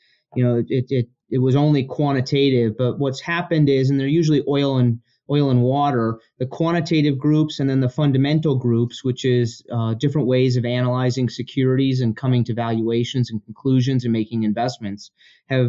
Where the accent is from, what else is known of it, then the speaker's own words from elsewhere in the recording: Denver, Colorado, United States; also born or lived in Chicago; I grew up in Colorado for the most part